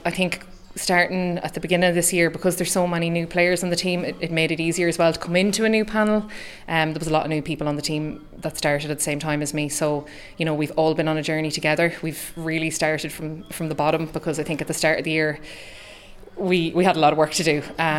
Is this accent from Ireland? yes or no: yes; Ballymore, Leitrim, Ireland; I got a bit of slagging about the accent. I'm from Ballymore in County Leitrim.